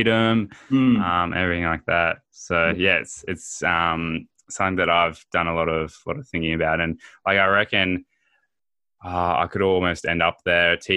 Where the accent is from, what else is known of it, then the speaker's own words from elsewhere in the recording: Horsham, Victoria, Australia; moved away as an adult; growing up in Horsham